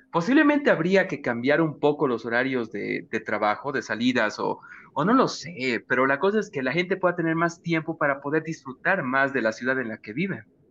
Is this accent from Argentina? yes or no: no; Bolivia; como boliviano trabajador, el boliviano es una persona que trabaja mucho